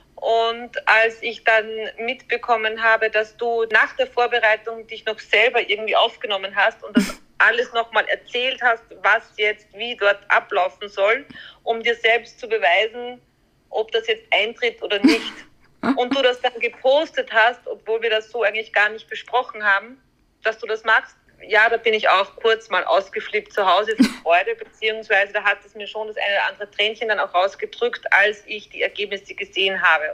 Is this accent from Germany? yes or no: no; Austria; bei uns in Österreich